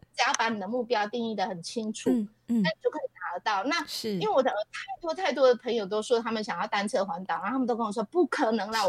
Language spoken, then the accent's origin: Chinese; Taichung, Taiwan; 我是从小在都市台中市长大的人